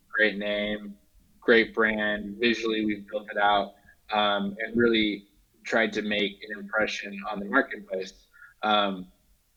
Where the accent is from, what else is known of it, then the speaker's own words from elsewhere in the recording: Washington, United States; moved away; also born or lived in Los Angeles; I'm from Washington State